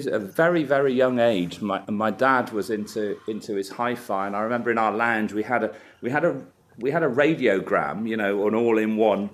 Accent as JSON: {"language": "English", "town": "Cheltenham", "region": "South West England", "country": "United Kingdom", "tie": "born or raised there", "said": "As a child, well, I grew up in Cheltenham"}